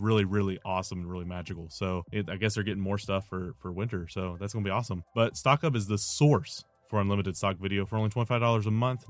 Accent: Nashville, Tennessee, United States; moved away; my home, my home town, Nashville

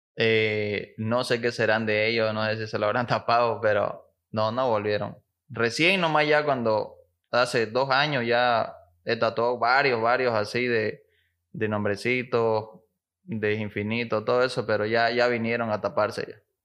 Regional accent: Santa Cruz de la Sierra, Santa Cruz, Bolivia; soy aquí de Santa Cruz

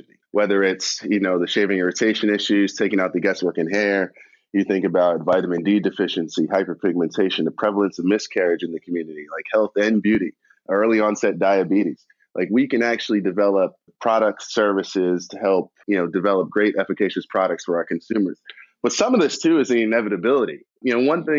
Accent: New York City, New York, United States; I'm from Queens

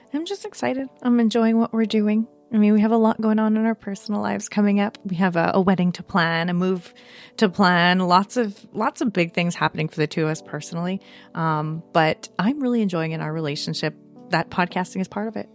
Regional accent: Canada; I feel a little underrepresented as a Canadian

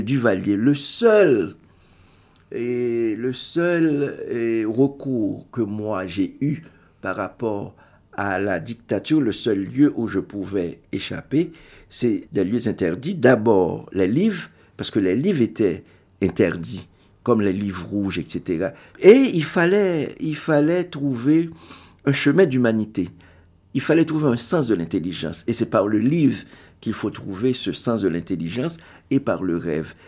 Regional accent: Haiti; first language Haitian Creole; French is a second language; en tant qu'Haïtien, tu ne parles que le créole

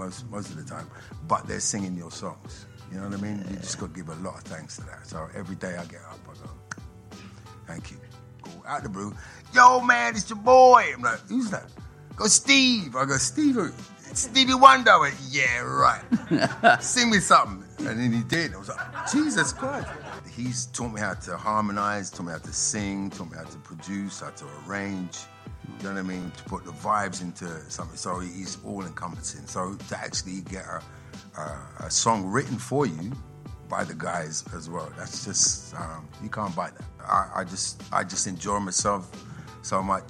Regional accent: Canterbury, South East England, United Kingdom; I grew up in Canterbury

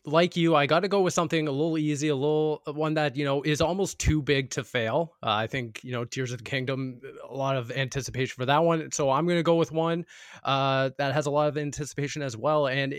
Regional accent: Canada; Just selfishly, obviously, because we're all Canadian.

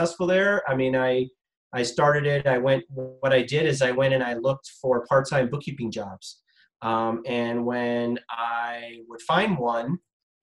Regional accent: Los Angeles, California, United States; moved away as an adult; I grew up in Southern California in the San Fernando Valley in Sherman Oaks.

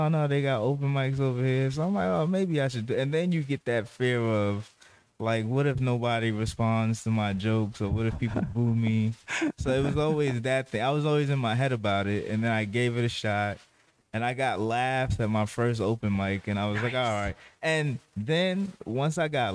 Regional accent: New York City, New York, United States; also born or lived in Bronx, New York; I'm a kid that was born in the Bronx, raised in Queens

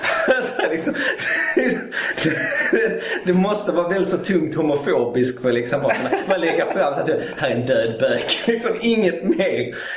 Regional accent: Malmö, Skåne, Sweden; Jag är född i Malmö

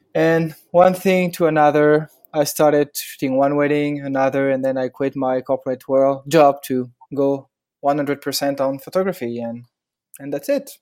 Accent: Paris, Île-de-France, France; accent: French; English is a second language; now in Hoboken, United States; I'm from France, obviously, and Paris, born and raised.

